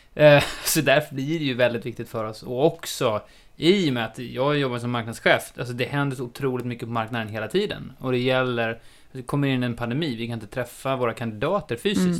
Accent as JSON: {"language": "Swedish", "country": "Sweden", "also_born_or_lived": "Australia", "said": "jag är klassisk svensk"}